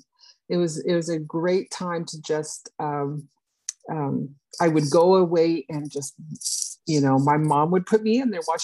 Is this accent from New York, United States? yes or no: no; Los Angeles County, California, United States; moved away as an adult; also born or lived in Arkansas; now in South Florida, United States; I grew up in Los Angeles County, California.